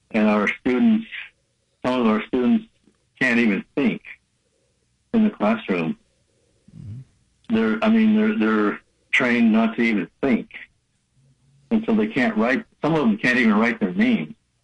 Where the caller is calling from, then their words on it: Rio Linda, California, United States; It's just outside of Sacramento. It's called Rio Linda.